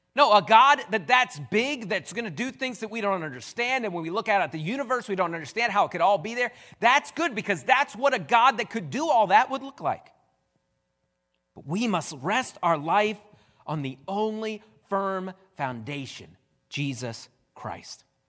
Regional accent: United States; I'm an American

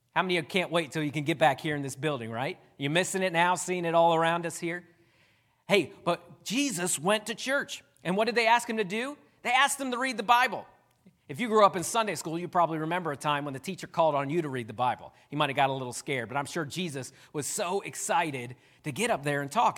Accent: Downingtown, Pennsylvania, United States; moved away as an adult; now in West Virginia, United States; I'm glad I pastor in West Virginia and not Downingtown, Pennsylvania, because a lot of people there knew me

